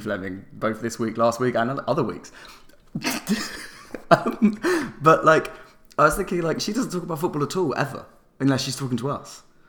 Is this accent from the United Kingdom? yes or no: yes; London, United Kingdom; I grew up in North London